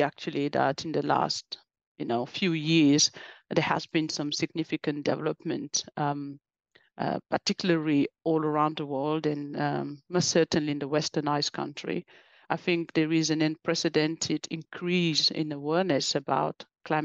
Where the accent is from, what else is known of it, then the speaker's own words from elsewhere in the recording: France; also born or lived in West Africa; I was born and in Africa, in the west coast of Africa, and grew up in France